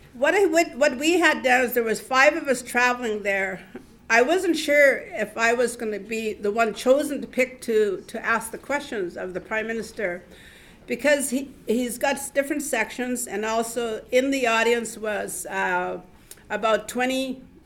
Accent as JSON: {"language": "English", "town": "Vancouver", "region": "British Columbia", "country": "Canada", "tie": "born or raised there", "also_born_or_lived": "Wet'suwet'en Nation, northern British Columbia", "moved": "as an adult", "lives_now": "Montreal, Canada", "said": "I have lived here since in, in Montreal since 2012. I come from Vancouver. I've lived there most of my life."}